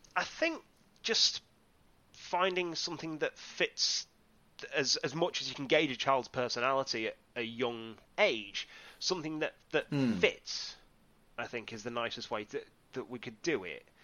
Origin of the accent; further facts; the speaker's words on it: Whitby, Yorkshire and the Humber, United Kingdom; I am originally from Whitby in the northeast of England, on the, nestled nicely on the coast there